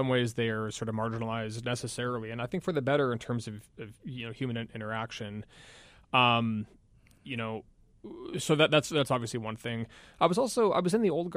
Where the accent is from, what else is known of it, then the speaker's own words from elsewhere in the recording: about 40 minutes north of Seattle, Western Washington, United States; moved away as an adult; I graduated from high school in Washington, where I'm from Western Washington, about 40 minutes north of Seattle